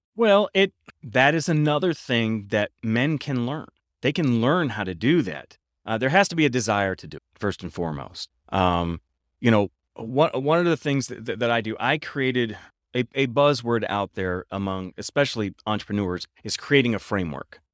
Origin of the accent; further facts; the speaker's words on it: Midwest, United States; I'm from the Midwest, and in the Midwest, we have tornadoes.